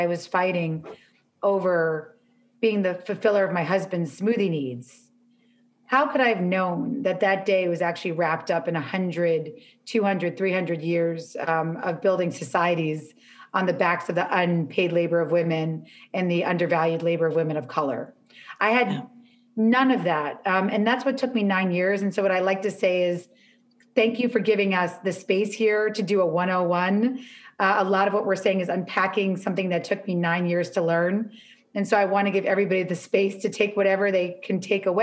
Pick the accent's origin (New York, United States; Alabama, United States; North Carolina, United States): New York, United States; now in Los Angeles, United States; I'm from New York